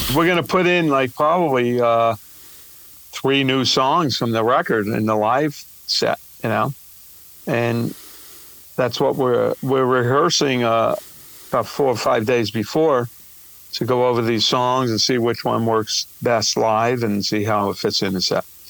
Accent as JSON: {"language": "English", "town": "New York City", "region": "New York", "country": "United States", "said": "I'm from New York and Brooklyn"}